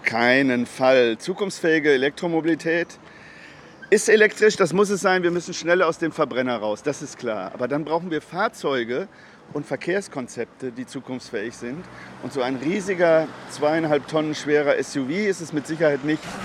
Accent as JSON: {"language": "German", "country": "Germany", "said": "Wir als Deutsche"}